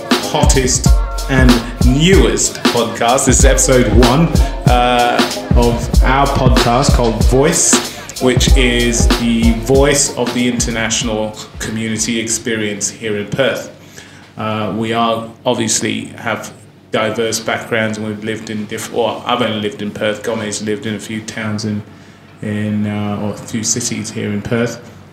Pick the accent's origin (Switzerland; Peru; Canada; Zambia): Zambia; now in Australia; And I feel like Africa and Zambia is my home. So when people ask me if I'm Australian, I say, no, I'm Zambian. Right? I only live here for now.